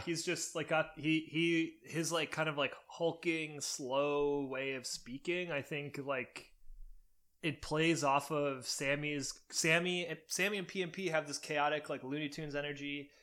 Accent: Cleveland, Ohio, United States; my hometown of Cleveland, Ohio

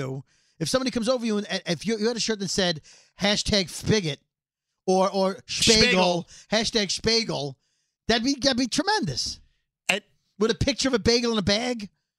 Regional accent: New York City, New York, United States; we're from Brooklyn.

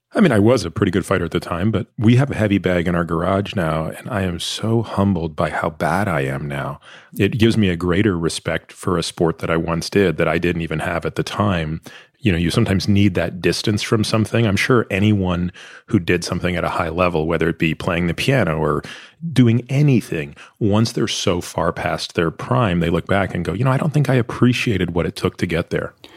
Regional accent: Toronto, Ontario, Canada; I grew up in Toronto

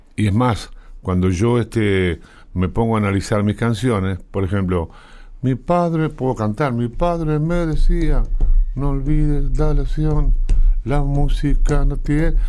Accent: Uruguay; había que ayudar a mi familia, me fui a Perú con, con con Dogliotti y ahí volví a Uruguay

